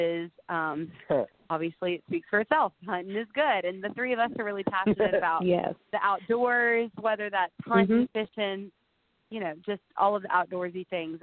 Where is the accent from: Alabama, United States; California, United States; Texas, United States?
Alabama, United States; Gadsden; I'm from Gadsden, Alabama